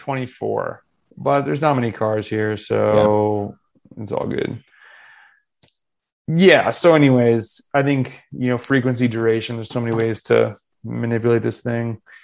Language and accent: English; North Carolina, United States; also born or lived in Florida; I'm from North Carolina and Florida and some other place.